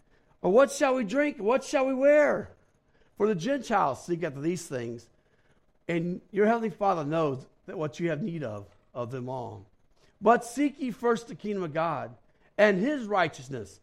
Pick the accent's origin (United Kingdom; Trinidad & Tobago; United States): United States; St. Louis, Missouri; moved away as an adult; also born or lived in Black Hills, South Dakota; I was from St. Louis, so I wasn't used to cold